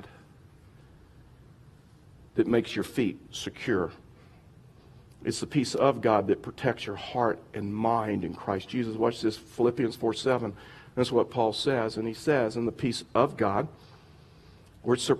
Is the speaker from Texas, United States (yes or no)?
yes; Texas, United States; I grew up in Texas, and so like Westerns was a big deal to us